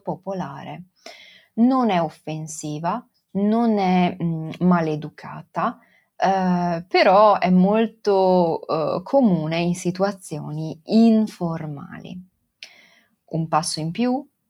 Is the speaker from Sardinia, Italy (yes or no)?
no; Venice, Veneto, Italy; accent: Venetian dialect; first language Venetian; io sono nata e cresciuta a Venezia e tutta la mia famiglia parla il dialetto veneziano.